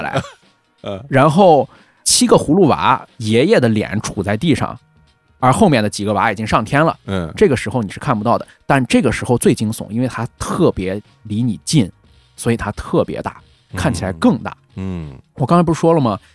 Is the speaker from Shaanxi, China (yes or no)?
no; Weifang, Shandong, China; 怀疑我们潍坊人的技术